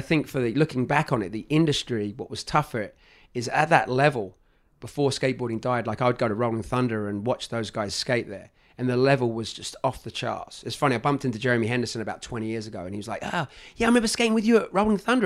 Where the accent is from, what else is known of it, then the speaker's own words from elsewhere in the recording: London, United Kingdom; moved away as an adult; also born or lived in United States; I was from Northwest London